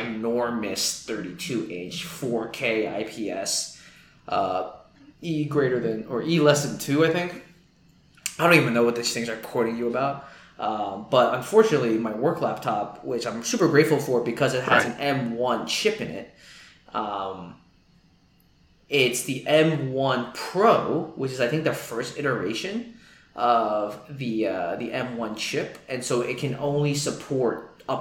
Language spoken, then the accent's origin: English; New York City, New York, United States; as a New Yorker